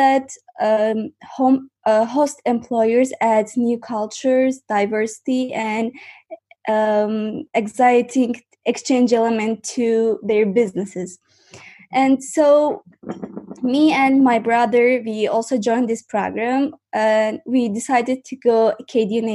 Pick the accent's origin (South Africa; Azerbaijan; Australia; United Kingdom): Azerbaijan; Baku; English is a second language; I'm from Azerbaijan, and now I live in Azerbaijan, Baku